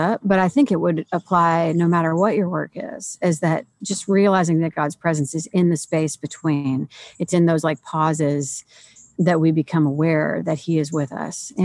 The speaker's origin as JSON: {"language": "English", "town": "St. Louis", "region": "Missouri", "country": "United States", "moved": "yes", "said": "I'm originally from St. Louis"}